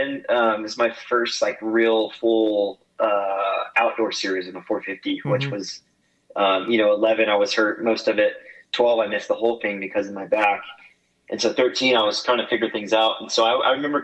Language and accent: English; Oklahoma, United States; born or raised there